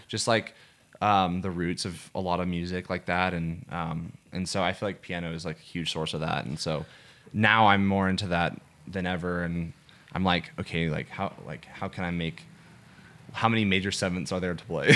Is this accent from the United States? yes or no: yes; Atlanta, Georgia, United States; I'm from Atlanta, Georgia